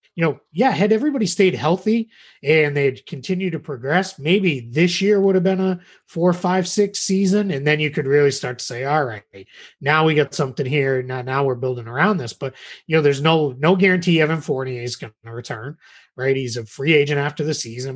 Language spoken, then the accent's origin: English; Massachusetts, United States; moved away as an adult; now in Orlando, United States; I grew up in Massachusetts.